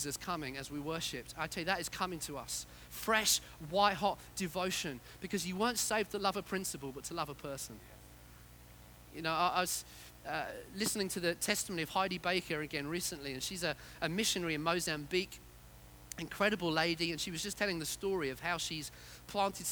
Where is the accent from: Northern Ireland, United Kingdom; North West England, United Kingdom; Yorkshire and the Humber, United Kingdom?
Yorkshire and the Humber, United Kingdom; I was born in Yorkshire.